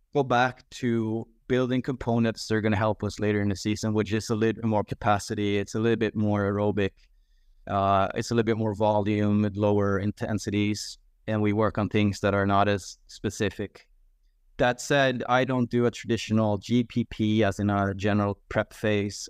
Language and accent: English; Sweden; my home country of Sweden